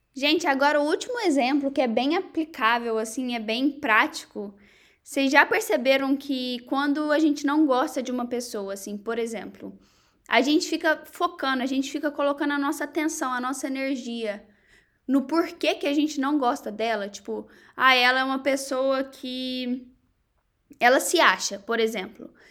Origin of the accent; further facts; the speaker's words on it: Varginha, Minas Gerais, Brazil; moved away as an adult; also born or lived in Egypt; now in United States; lá em Varginha mesmo, que é a minha cidade natal